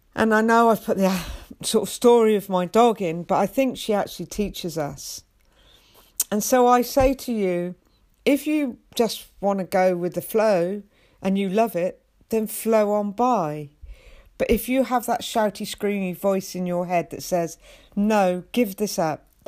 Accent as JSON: {"language": "English", "region": "England", "country": "United Kingdom", "said": "I'm English and I'm very proud to be English"}